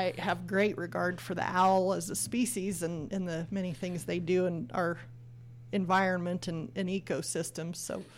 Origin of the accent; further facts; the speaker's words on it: Farmington, New Mexico, United States; I grew up in the Farmington area